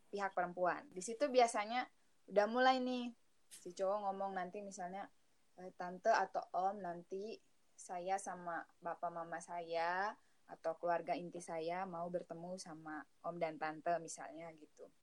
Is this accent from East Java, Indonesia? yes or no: no; Manggarai, Flores, East Nusa Tenggara, Indonesia; moved away as an adult; now in Bandung, Indonesia; Asal dari Manggarai, di Pulau Flores, Provinsi Nusa Tenggara Timur